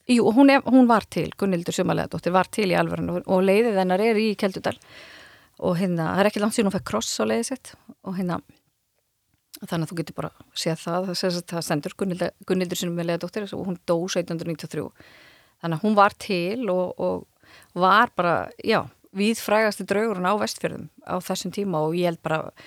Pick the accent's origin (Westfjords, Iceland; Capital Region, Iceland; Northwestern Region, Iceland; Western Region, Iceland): Westfjords, Iceland; Dýrafjörður; ég er úr dýrafjörðunum